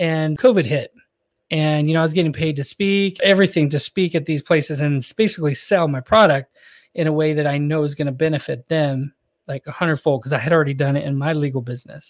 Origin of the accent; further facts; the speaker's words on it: Northern California, United States; moved away as an adult; now in Orlando, United States; I'm from Northern California, so it's all mountains